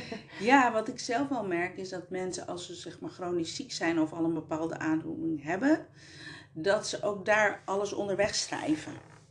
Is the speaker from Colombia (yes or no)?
yes; Colombia; now in Netherlands; ik uit Colombia kom